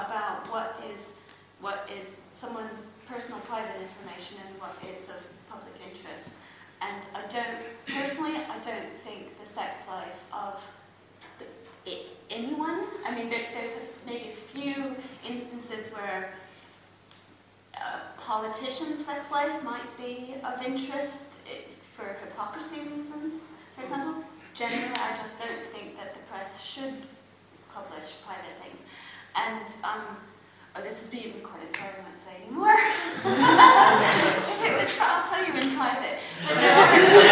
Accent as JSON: {"language": "English", "country": "United States", "moved": "yes", "lives_now": "United Kingdom", "said": "I am American"}